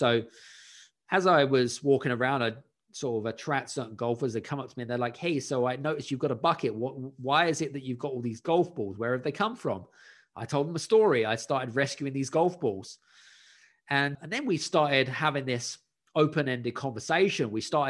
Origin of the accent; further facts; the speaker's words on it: United Kingdom; at the time I was living in Scandinavia and I wanted to move back to my home country, back to the UK.